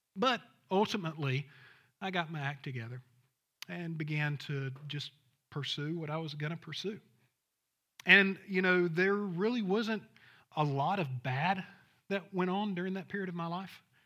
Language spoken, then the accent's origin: English; Thomasville, Georgia, United States; I'm from Thomasville, Georgia, if you know where that's it, Southwest Georgia